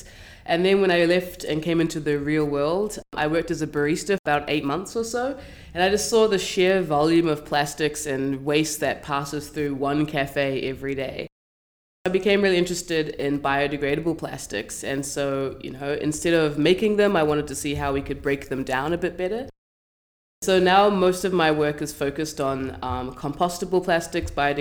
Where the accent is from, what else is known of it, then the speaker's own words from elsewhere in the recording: New Zealand; moved away as an adult; now in Vancouver, Canada; So I'm from New Zealand